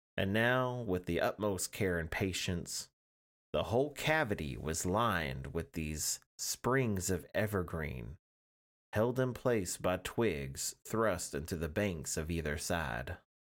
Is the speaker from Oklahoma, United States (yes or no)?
yes; Oklahoma, United States; I'm an Oklahoman